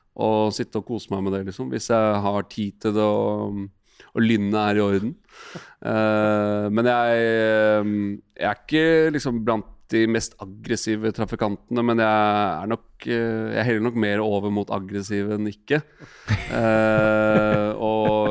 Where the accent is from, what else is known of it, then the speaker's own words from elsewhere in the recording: Asker, Akershus, Norway; Vi satt liksom hjemme i Asker og så på matchen. og Jeg var bare ni år gammel.